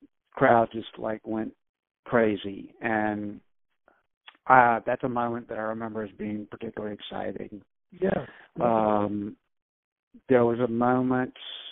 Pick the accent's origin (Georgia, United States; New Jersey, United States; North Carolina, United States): North Carolina, United States; Winston-Salem; moved away as an adult; also born or lived in New York City / Nashville / Cleveland; now in Chapel Hill, United States; I grew up in Winston-Salem, North Carolina. I was born and raised there.